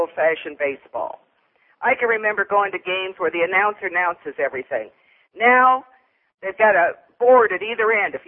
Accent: Cleveland, Ohio, United States; now in Florida, United States; I'm from Cleveland. I sat in those stadiums up there.

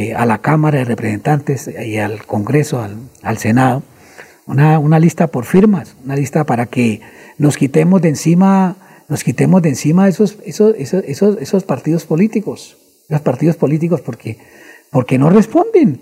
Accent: Colombia; somos los colombianos

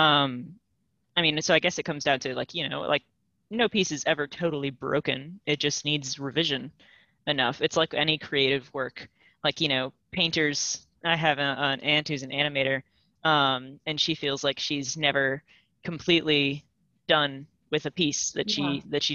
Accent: Louisiana, United States; moved away; I'm from Louisiana

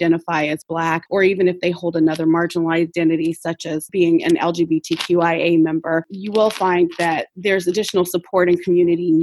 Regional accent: Chicago, Illinois, United States; We're in Chicago, which I'm very proud is my hometown, in an urban setting in the Hyde Park neighborhood, which I also grew up in Hyde Park.

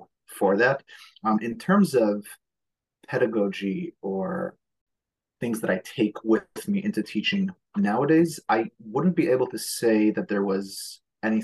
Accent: New York City, New York, United States; first language Hebrew; English is a second language; I was born in Borough Park to an Israeli family, which somehow or other meant that I did not speak a word of English until I was about 6 and a half or 7.

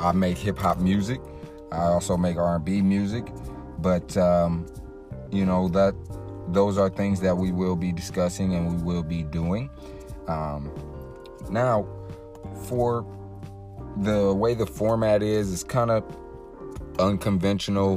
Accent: Detroit, Michigan, United States; I am from Detroit. That is my hometown team

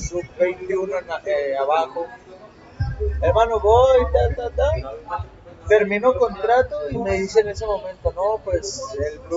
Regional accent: Mexico; Y yo, no, pues soy más mexicano

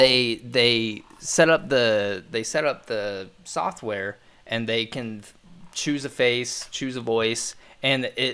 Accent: Lewisburg, Ohio, United States; the hometown we grew up in, or at least I grew up

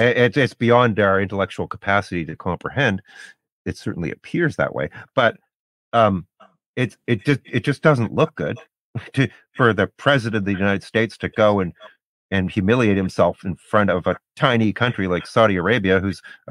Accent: Canada; I'm not an American, I'm Canadian

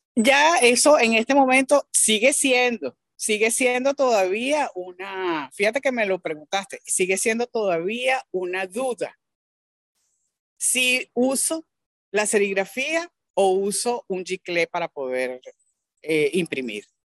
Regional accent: Venezuela; me siento orgullosa por venezolana

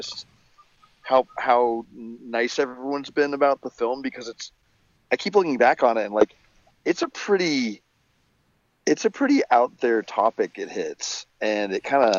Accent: Rockwall, Texas, United States; also born or lived in Montreal, Canada; when I was 8, we moved to like the smallest county in Texas. It's called Rockwall

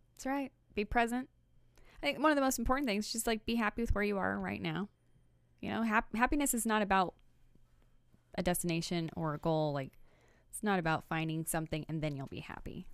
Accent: Belton, Missouri, United States; I'm from Belton

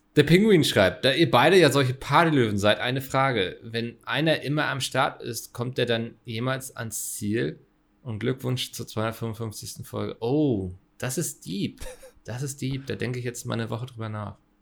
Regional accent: Hamburg, Germany; Ich als Hamburger

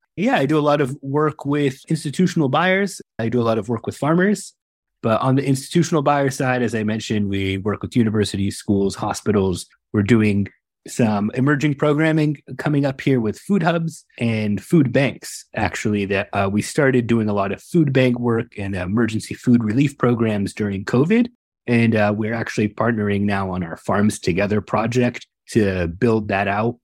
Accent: Northern California, United States; I was born and raised here in Northern California

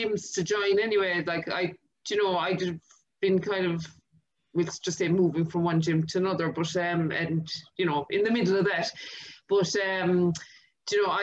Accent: Ireland; I'm from Clarny and I'm working in Permanent TSB in Tralee as a mortgage advisor there

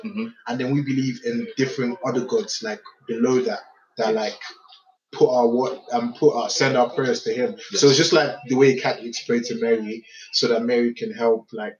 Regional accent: Nigeria; I'm a Nigerian first and foremost.

